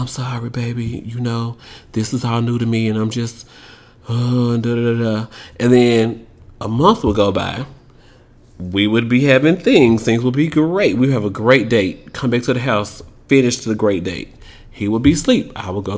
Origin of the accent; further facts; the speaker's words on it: Tennessee, United States; I'm from Tennessee